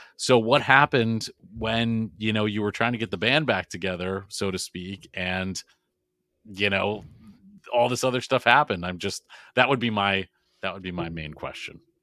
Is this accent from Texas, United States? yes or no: no; Boston, Massachusetts, United States; I'm from Boston